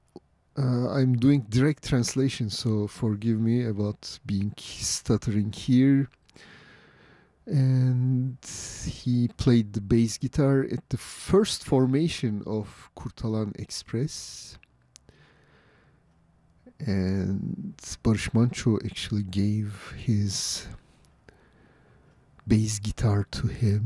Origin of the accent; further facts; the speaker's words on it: Istanbul, Turkey; now in San Francisco, United States; where I grew up in Istanbul